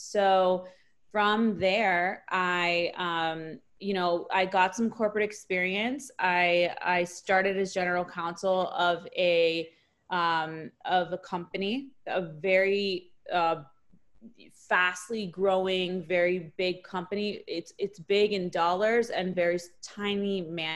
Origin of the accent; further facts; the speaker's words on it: Miami, Florida, United States; also born or lived in New Orleans, Louisiana; I'm from Miami, Florida